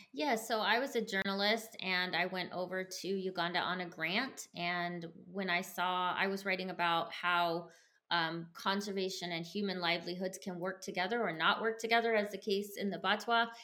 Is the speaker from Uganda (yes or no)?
no; United States; I grew up somewhat poor in America